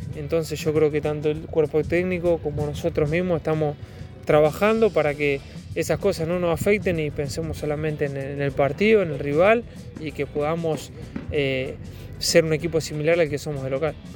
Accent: Córdoba, Argentina; uno como cordobés y como del interior

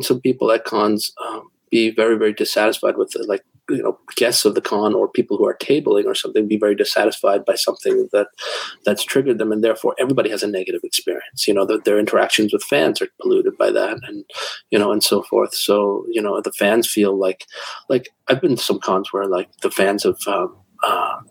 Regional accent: Toronto, Ontario, Canada; my hometown con in Toronto

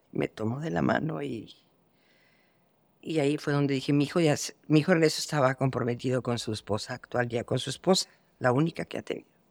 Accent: Mexico; yo que soy de México

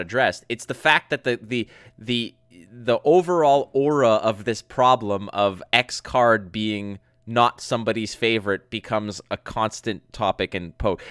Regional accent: Montreal, Quebec, Canada; from Montreal, like, from my hometown

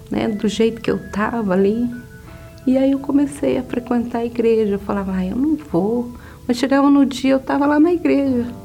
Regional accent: Paraná, Brazil; moved away; Aí saí do Paraná, vim parar em, em Sorocaba de carona.

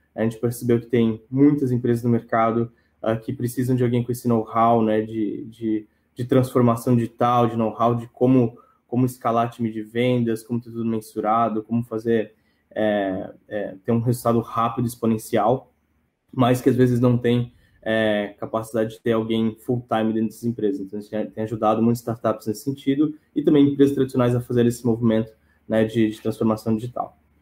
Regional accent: São Paulo, Brazil; moved away as an adult; now in Joinville, Brazil; eu sou natural de São Paulo, né, mas estou morando aqui em Joinville

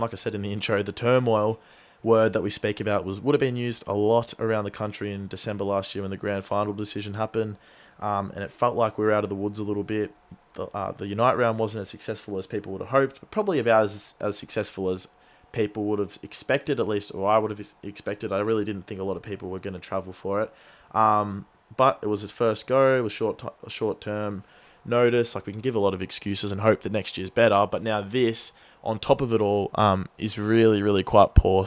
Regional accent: Australia; as an Australian football fan

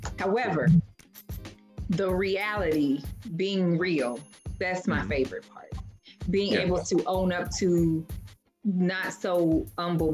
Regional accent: Louisville, Kentucky, United States; moved away; I'm from Louisville, and very much obviously familiar with the West End.

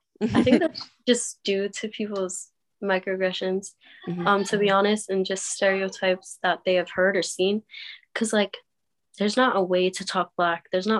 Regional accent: Reading, Pennsylvania, United States; me growing up in Reading, I never saw a gun. I've never experienced a shooting.

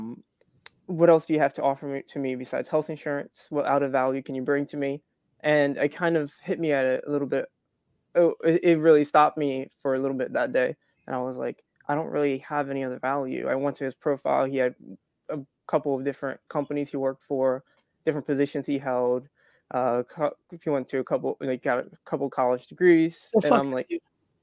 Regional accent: Atlantic City, New Jersey, United States; moved away as an adult; now in Florida, United States; I was originally from South Jersey. I grew up Atlantic City.

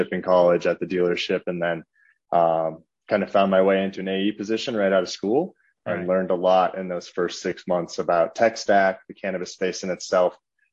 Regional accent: Minnesota, United States; moved away as an adult; now in Colorado, United States; I'm originally from Minnesota

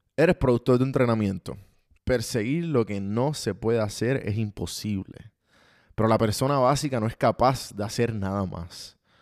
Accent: Puerto Rico; como los puertorriqueños decimos

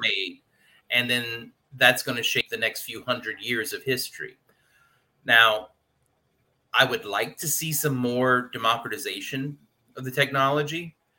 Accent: Louisiana, United States; I'm from Louisiana

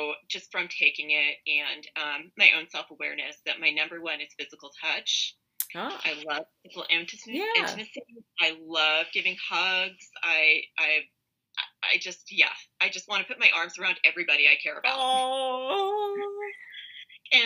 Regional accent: England, United Kingdom; now in United States; growing up in England and in Britain

